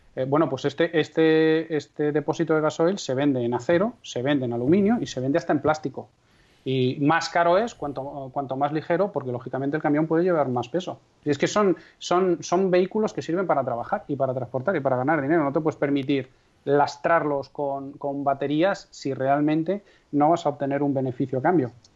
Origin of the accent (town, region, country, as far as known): Castrejón de Trabancos, Castile and León, Spain; born or raised there